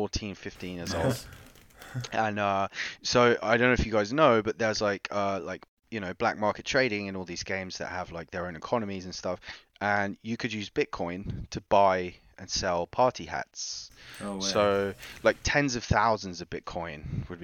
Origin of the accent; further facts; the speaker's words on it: United Kingdom; also born or lived in New York; I grew up just outside of London, in a pretty shit neighborhood